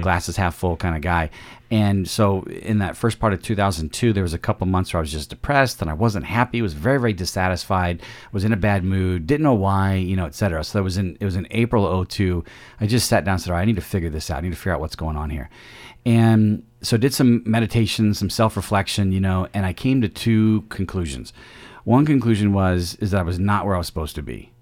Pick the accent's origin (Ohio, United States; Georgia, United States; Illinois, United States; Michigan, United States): Illinois, United States; central; also born or lived in Peoria, Illinois; I was born in Illinois, in the Peoria area, and grew up in central Illinois